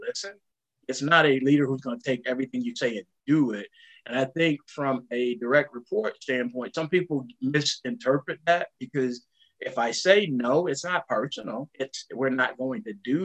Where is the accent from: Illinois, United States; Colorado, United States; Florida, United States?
Florida, United States; Jasper; moved away as an adult; going to be an assistant manager at an IGA in Jasper, Florida